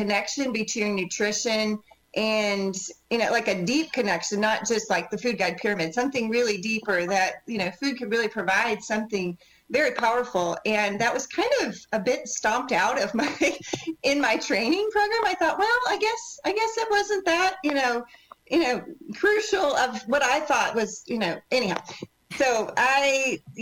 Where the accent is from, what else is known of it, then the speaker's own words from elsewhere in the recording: Michigan, United States; moved away as an adult; now in Texas, United States; I am a Midwest girl by birth. I was born in Michigan and moved to Texas after college